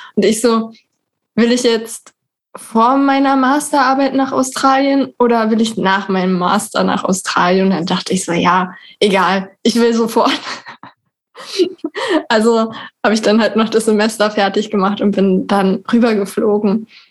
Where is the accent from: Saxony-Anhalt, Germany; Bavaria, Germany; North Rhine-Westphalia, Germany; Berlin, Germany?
Berlin, Germany; wohne in Berlin. Ich komme auch aus Berlin.